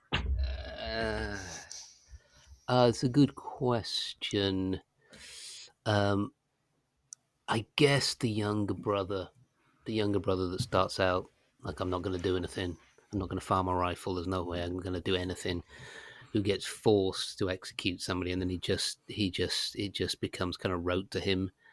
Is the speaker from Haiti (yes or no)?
no; United Kingdom; being British